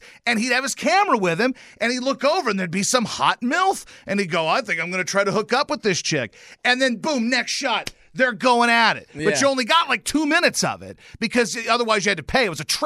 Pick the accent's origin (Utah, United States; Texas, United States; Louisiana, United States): Louisiana, United States; now in Nashville, United States; My home state, Louisiana